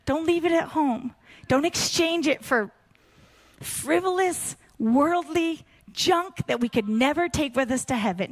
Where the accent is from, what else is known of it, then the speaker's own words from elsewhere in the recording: Pacific Northwest, United States; I grew up in the Pacific Northwest